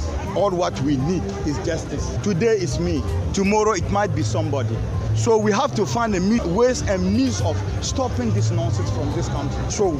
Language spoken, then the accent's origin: English; Ghana; I'm a Ghanaian and I have the right to say free myself, whatever is disturbing me.